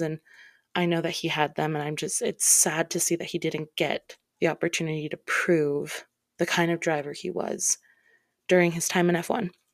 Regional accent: Midwest, United States; I'm from the States, the Midwest

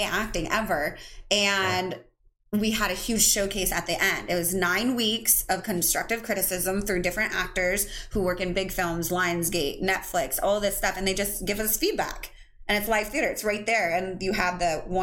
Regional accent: upstate New York, United States; also born or lived in Paraguay; I was adopted at 4 months old into the United States, into a beautiful family from upstate New York

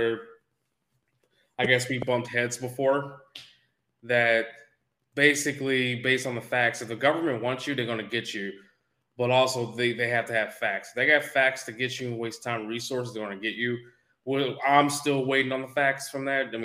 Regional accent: Canada; now in United States; me being African Canadian and me also being black

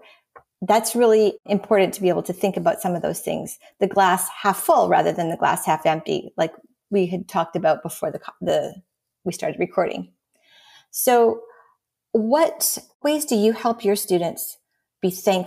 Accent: Canada; now in United States; I'm Canadian and I live in the US

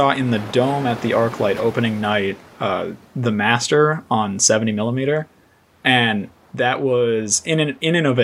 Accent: Simi Valley, California, United States; I grew up in Simi Valley

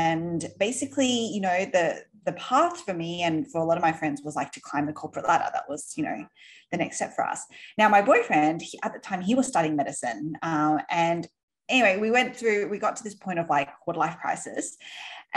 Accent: Sydney, New South Wales, Australia; accent: Aussie; you might be able to tell by my accent. I am Aussie. So we grew up in Sydney

